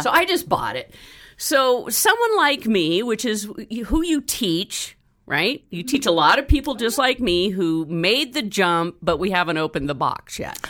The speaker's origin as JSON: {"language": "English", "region": "Northern California", "country": "United States", "tie": "born or raised there", "said": "growing up in Northern California"}